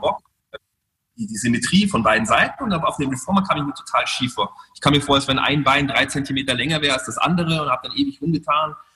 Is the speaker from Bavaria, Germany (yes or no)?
yes; Munich, Bavaria, Germany; moved away; also born or lived in Monte Carlo / United States; in Thalkirchen, wo ich aufgewachsen bin